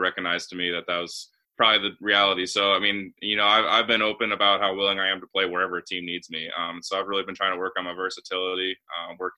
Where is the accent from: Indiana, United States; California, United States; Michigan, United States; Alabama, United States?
Indiana, United States; South Bend; also born or lived in Muncie, Indiana; this state means a lot to me. I mean, I've lived here my whole life